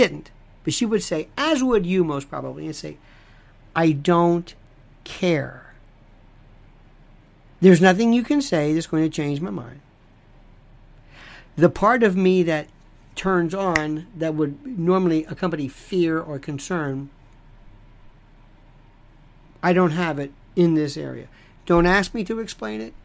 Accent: United States; I am an American

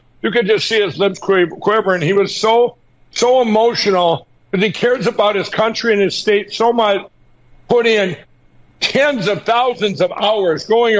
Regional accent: Minnesota, United States; Like Scott Jensen in my home state of Minnesota

